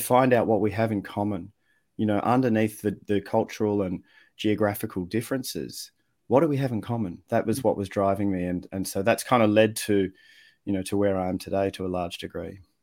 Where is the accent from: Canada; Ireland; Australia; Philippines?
Australia; accent: Australian; also born or lived in Netherlands; I was born overseas, grew up in Australia